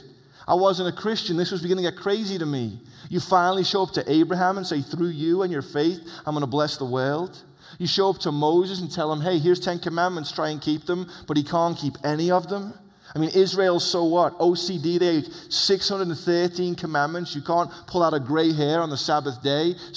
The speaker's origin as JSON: {"language": "English", "region": "England", "country": "United Kingdom", "moved": "yes", "lives_now": "United States", "said": "as an English man"}